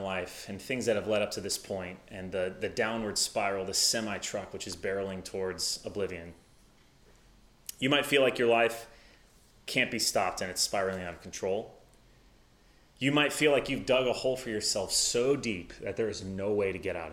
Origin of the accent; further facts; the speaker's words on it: the South, United States; also born or lived in Midwest; now in Madison, United States; I'm from the South